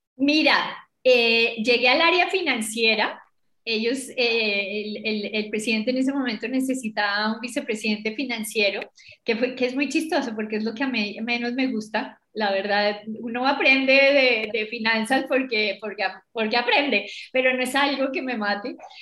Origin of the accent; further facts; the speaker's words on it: Bogotá, Colombia; yo soy bogotana, yo creo que se me nota